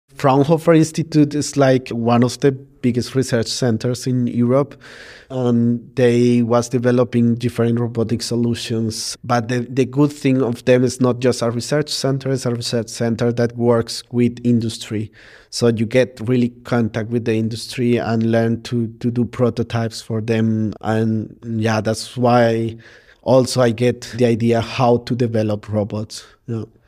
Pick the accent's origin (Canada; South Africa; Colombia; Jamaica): Colombia; now in Berlin, Germany; I'm come from Colombia. I'm living now here in Berlin for 14 years